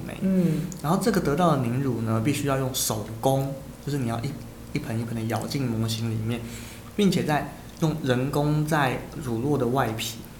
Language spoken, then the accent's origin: Chinese; Taiwan; 我们是台湾人